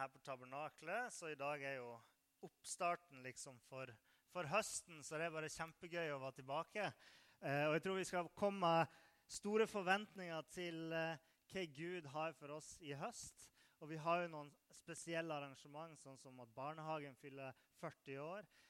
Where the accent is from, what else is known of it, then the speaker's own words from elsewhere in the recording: Nordland, Norway; moved away; Jeg kommer fra Nordland